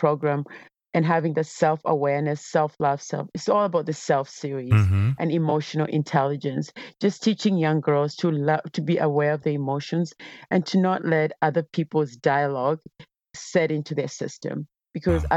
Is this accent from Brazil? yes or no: no; Kenya; I grew up in Kenya